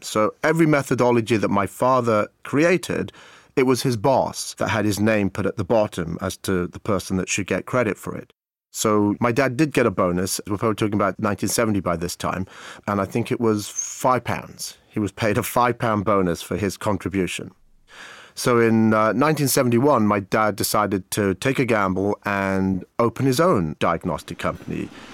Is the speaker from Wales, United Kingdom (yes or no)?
yes; Abergavenny, Wales, United Kingdom; also born or lived in Cape Town, South Africa / Maidenhead, England; in nineteen seventy-four, we moved from Maidenhead to a town called Abergavenny in South Wales. I was about ten years of age